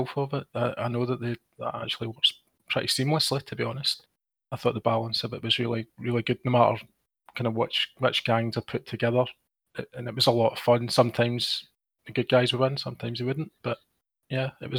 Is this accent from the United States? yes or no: no; Scotland, United Kingdom